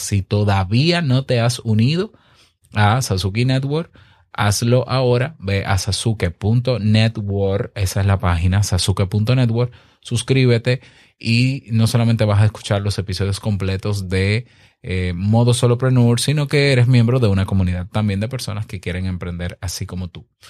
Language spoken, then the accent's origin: Spanish; Dominican Republic; mi país, República Dominicana